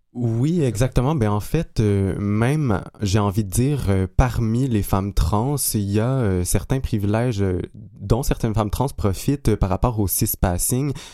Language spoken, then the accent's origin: French; Abitibi-Témiscamingue, Quebec, Canada; je suis natif de l'Abitibi-Témiscamingue